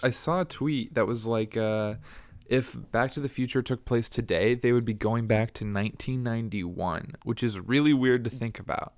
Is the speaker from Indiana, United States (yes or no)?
yes; Bloomington, Indiana, United States; born or raised there